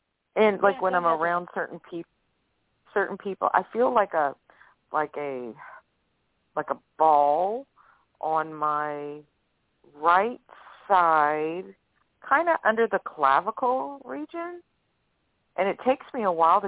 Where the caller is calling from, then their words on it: Louisiana, United States; from Louisiana